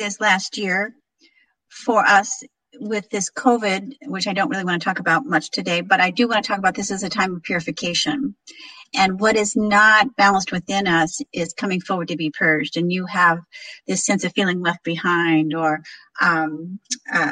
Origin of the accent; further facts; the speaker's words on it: Galesburg, Illinois, United States; also born or lived in Sarasota, Florida; my hometown of Galesburg, Illinois